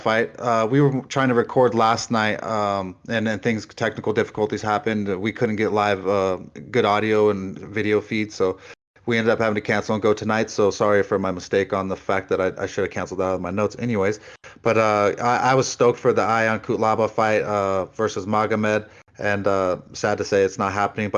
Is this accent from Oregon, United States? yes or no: no; Simi Valley, California, United States; a boy from my hometown, Vince Pichel